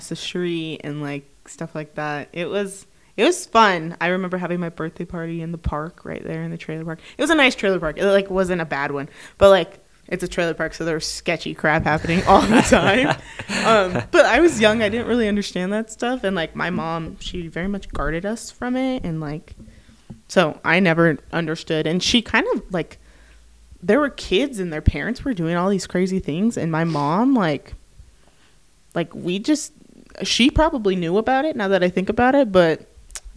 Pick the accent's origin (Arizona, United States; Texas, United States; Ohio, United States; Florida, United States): Arizona, United States; Tempe; moved away as an adult; also born or lived in Mesa, Arizona; now in Provo, United States; Grew up in Tempe, Arizona, born in Mesa, Arizona. Lived there all my life